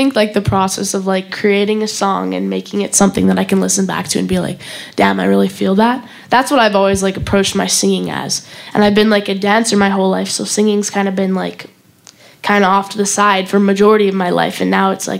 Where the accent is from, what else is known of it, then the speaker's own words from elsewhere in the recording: Calgary, Alberta, Canada; Calgary, Canada.